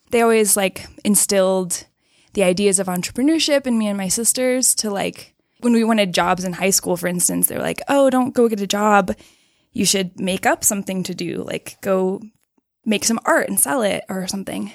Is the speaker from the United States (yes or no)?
yes; Austin, Texas, United States; I grew up in Austin, Texas, which is kinda like the hippie city of Texas